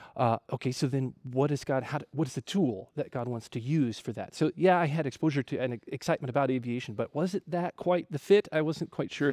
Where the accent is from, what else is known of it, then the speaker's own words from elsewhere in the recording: Ohio, United States; moved away as an adult; now in Wamena, Indonesia; I grew up in Ohio